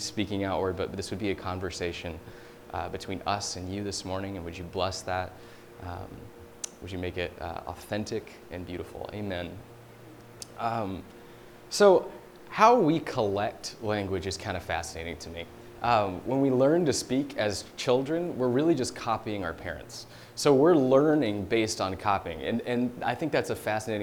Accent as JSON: {"language": "English", "region": "Deep South", "country": "United States", "moved": "yes", "said": "I'm from the Deep South, and the way they speak, trust me, much different than it is here"}